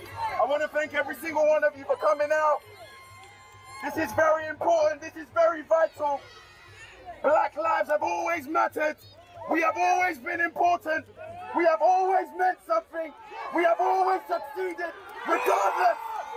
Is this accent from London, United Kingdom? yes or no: yes; London, United Kingdom; I have been born in this country. I'm 28 years old, born and raised in London.